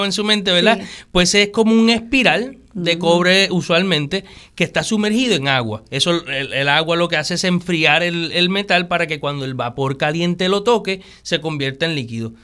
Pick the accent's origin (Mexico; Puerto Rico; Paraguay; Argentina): Puerto Rico; el amor por mi país, por mi, por mi tierra, ¿verdad? O sea, el sentirme puertorriqueño